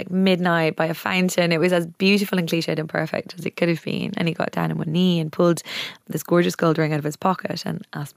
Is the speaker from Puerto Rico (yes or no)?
no; Wicklow, Leinster, Ireland; I was brought up in Wicklow.